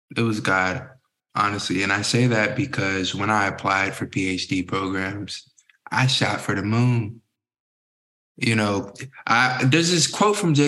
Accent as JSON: {"language": "English", "town": "Newport News", "region": "Virginia", "country": "United States", "tie": "born or raised there", "said": "I grew up in Southeast Virginia, Newport News, Virginia, known as the 757."}